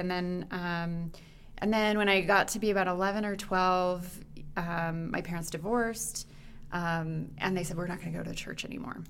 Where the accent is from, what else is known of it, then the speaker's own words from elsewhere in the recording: Phoenix, Arizona, United States; I grew up in Phoenix, Arizona.